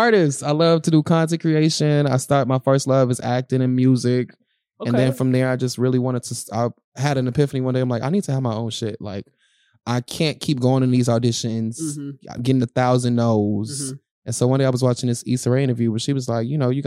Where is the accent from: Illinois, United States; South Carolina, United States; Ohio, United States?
Illinois, United States; Park Forest; also born or lived in Chicago, Illinois; I grew up in the Park Forest area, spent the weekends in Chicago